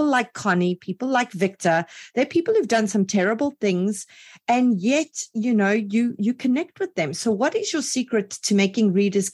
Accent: South Africa; I'm from South Africa

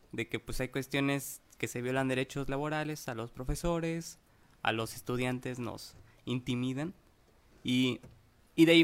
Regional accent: Cuernavaca, Morelos, Mexico; yo tengo 21 años de edad. Soy aquí de Cuernavaca, de la colonia Antonio Varona.

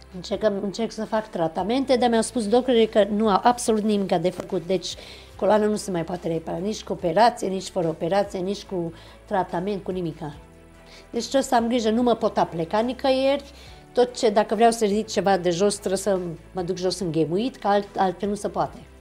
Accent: Romania; Eu m-am născut în România, pentru mine eu sunt româncă

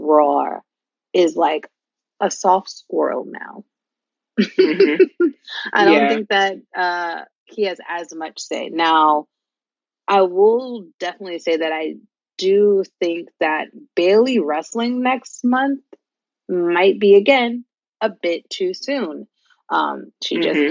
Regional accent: New York City, New York, United States; as a New Yorker

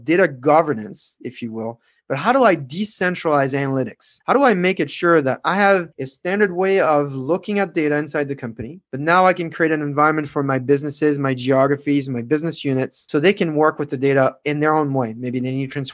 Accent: France; I'm from France

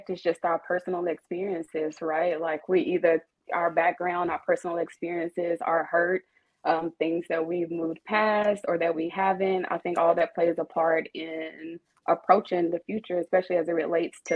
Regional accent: the South, United States; born and raised in the South

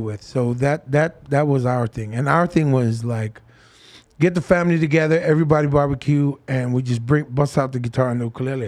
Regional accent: Fiji; I grew up in Fiji and there was one radio station

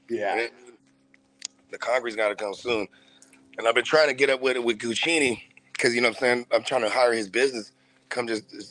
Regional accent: Philippines; see, I'm Filipino, bro, and like every every Filipino household I've ever been a part of, we had what we call the gridge, the garage fridge.

